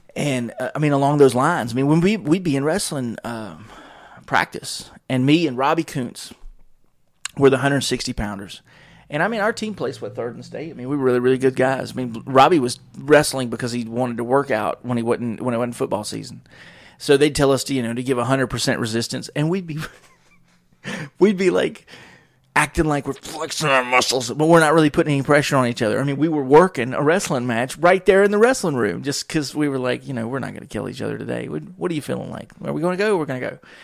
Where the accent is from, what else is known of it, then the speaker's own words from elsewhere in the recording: Wake Forest, North Carolina, United States; We moved across from Wake Forest